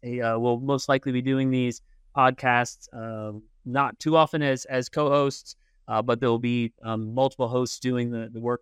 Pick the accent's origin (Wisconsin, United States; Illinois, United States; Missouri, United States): Missouri, United States; Kansas City; also born or lived in Manhattan, Kansas / Pennsylvania; I was born in Manhattan.